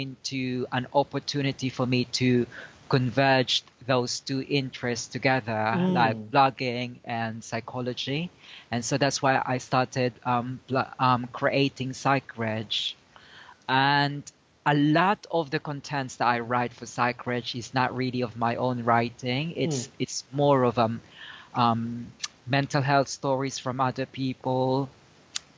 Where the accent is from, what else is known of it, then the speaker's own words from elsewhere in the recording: Philippines; now in United Kingdom; I was originally from the Philippines